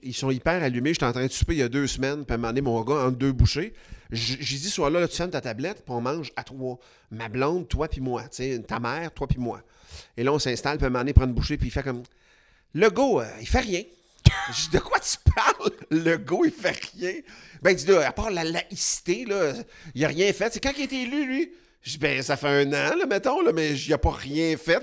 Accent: Quebec, Canada; on est québécois

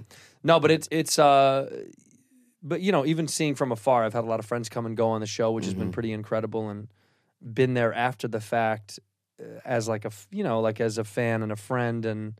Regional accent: Chicago, Illinois, United States

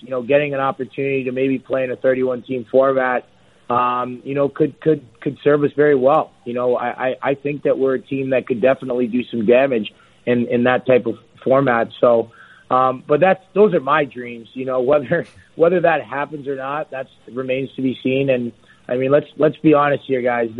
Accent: Toronto, Ontario, Canada; I got to do that in my hometown

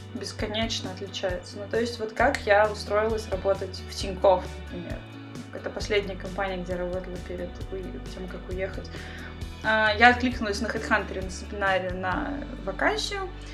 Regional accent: Russia; moved away as an adult; also born or lived in Saint Petersburg, Russia; now in Israel; я из России, я программист, жила в Петербурге

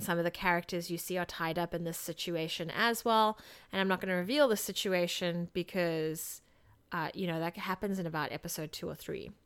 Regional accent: South Africa; moved away; this is somewhat how I grew up in South Africa

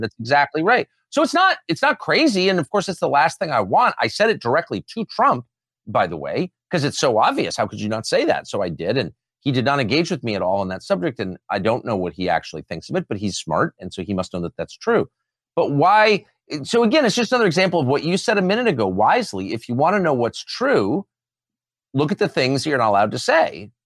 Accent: Southern California, United States; I'm from Southern California

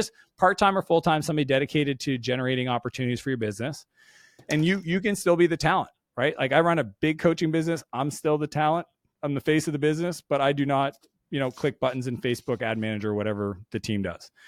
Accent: Canada; I'm Canadian

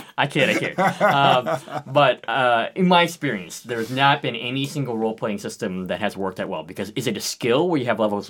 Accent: Boston, Massachusetts, United States; I'm from Boston

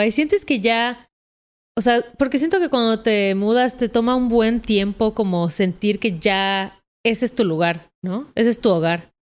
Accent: Mexico City, Mexico; sí, yo que soy de la Ciudad de México, toda mi

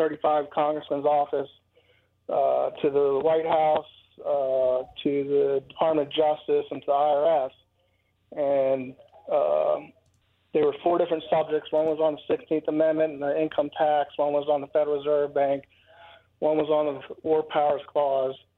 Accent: Northern Virginia, United States; now in Virginia, United States; we grew up in Northern Virginia

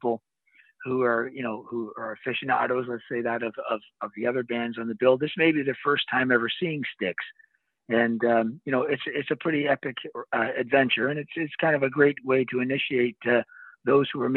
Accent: Toronto, Ontario, Canada; I'm from Toronto, Canada

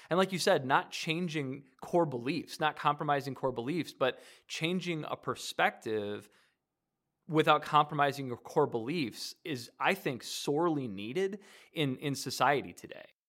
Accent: Detroit area, Michigan, United States; now in Decatur, United States; I'm originally from Michigan, from near D, the Detroit area

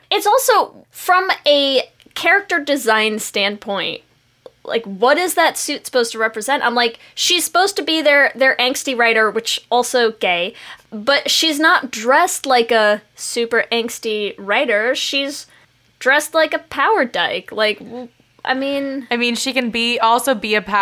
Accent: New York City, New York, United States; I grew up in New York City in the 80s, so I never saw the big deal with that fluidity.

